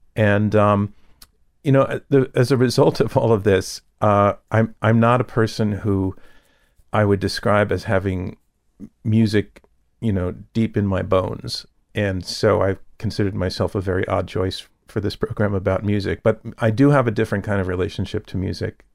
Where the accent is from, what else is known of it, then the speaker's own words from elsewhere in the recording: Yonkers, New York, United States; also born or lived in Manhattan, New York City / The Bronx, New York City; we moved, um, into Westchester County to Yonkers, which is basically the Bronx, you know, with some more trees